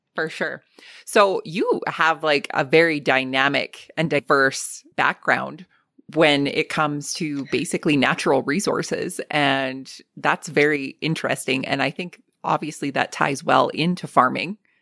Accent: Lethbridge, Alberta, Canada; my hometown

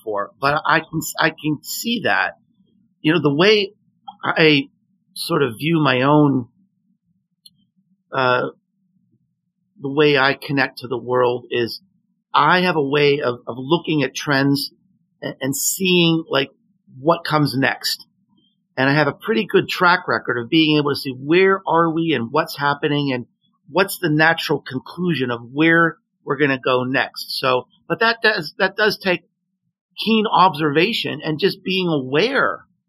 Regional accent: Pittsburgh, Pennsylvania, United States; now in Tennessee, United States; I live in Tennessee now, but I grew up in Pittsburgh

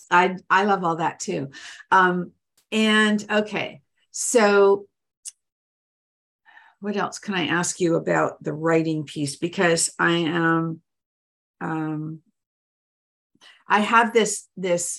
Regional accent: Canada; I'm Canadian

